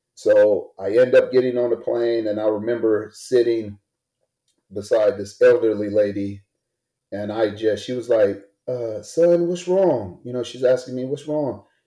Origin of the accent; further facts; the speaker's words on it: Greenville, South Carolina, United States; I'm born and raised in Greenville, South Carolina, the South